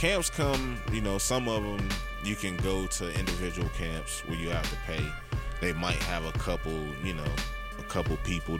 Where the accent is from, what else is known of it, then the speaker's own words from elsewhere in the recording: Virginia, United States; It's the same way in Virginia where I'm from.